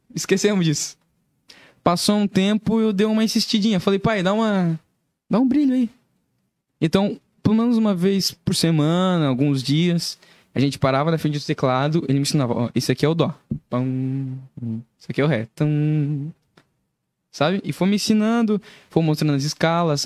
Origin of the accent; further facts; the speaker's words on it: Curitiba, Paraná, Brazil; also born or lived in Joinville; eu nasci em Joinville e fui morar em Curitiba